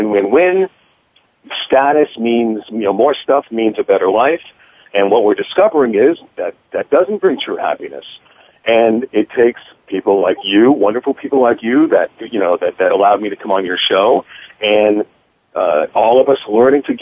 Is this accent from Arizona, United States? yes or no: no; Worcester, Massachusetts, United States; I got a job offer at my hometown station in Worcester